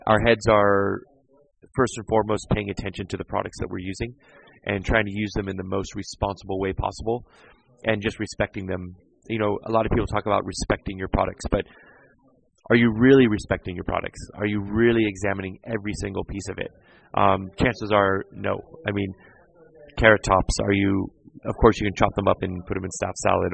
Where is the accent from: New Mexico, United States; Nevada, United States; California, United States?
California, United States; San Diego; moved away as an adult; also born or lived in New York / England; now in Denmark; born and raised in San Diego